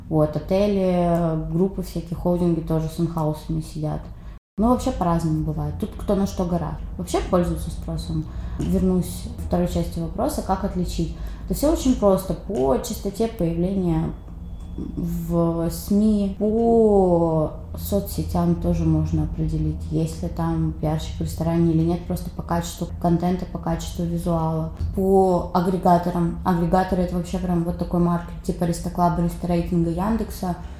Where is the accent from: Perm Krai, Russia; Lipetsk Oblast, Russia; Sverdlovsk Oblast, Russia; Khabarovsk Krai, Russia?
Khabarovsk Krai, Russia; Khabarovsk; moved away as an adult; now in Saint Petersburg, Russia; я из Хабаровска, например, Дальний Восток